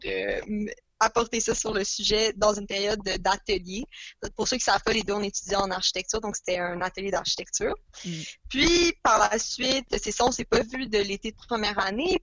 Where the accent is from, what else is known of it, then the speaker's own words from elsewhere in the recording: Montreal, Quebec, Canada; J'ai grandi à Montréal toute ma vie, comme Lily.